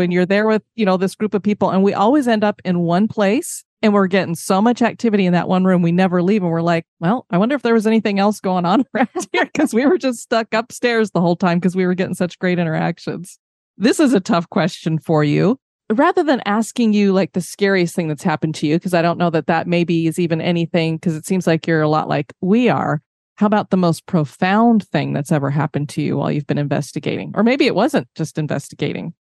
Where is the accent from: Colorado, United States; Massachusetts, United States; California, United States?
Colorado, United States; I grew up in Colorado